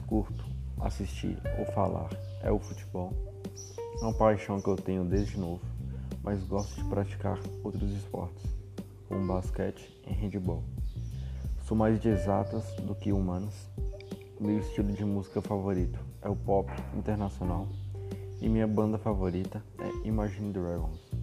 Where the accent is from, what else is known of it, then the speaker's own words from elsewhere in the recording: Montes Claros, Minas Gerais, Brazil; Nasci em Montes Claros